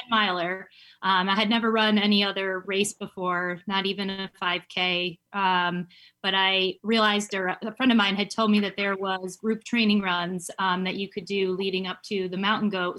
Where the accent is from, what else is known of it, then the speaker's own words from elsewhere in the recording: Syracuse, New York, United States; moved away as an adult; also born or lived in Rochester, New York; now in Charlotte, United States; I'm from Syracuse, New York, originally, and um, I was born and raised there